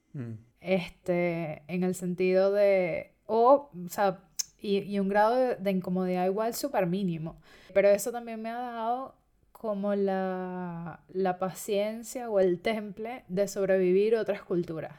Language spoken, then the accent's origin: Spanish; Venezuela; moved away; independientemente de que yo haya nacido en Venezuela y que soy venezolano